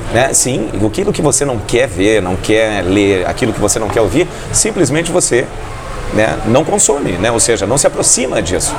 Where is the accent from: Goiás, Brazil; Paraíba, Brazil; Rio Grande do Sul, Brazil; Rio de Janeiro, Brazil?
Rio Grande do Sul, Brazil; Porto Alegre; moved away as an adult; now in Foz do Iguaçu, Brazil; Eu morei muitos anos em Porto Alegre né? e nasci em Porto Alegre